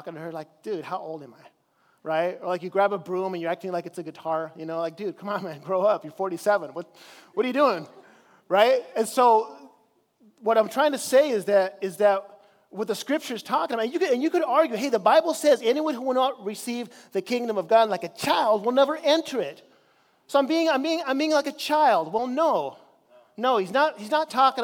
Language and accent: English; Chile; now in United States; I grew up in Chile in South America